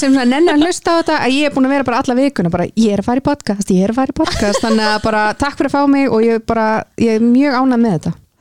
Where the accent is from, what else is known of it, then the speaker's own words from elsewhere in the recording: Kópavogur, Capital Region, Iceland; ég er hvað 31 úr Kópaveinum